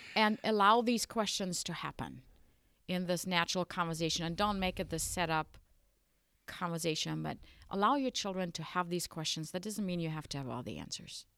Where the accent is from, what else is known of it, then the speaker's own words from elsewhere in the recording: western Germany, Germany; English is a second language; moved away as an adult; also born or lived in Sioux Falls, South Dakota, United States; now in South Dakota, United States; I was uh, born and raised in Germany in the western part of Germany. I spent my childhood there